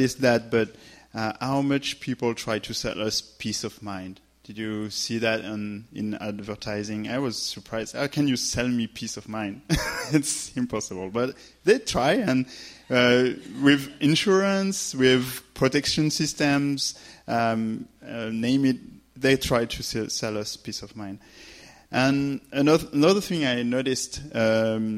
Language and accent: English; France; accent: French; English is a second language; I'm French. So just that said, forget my accent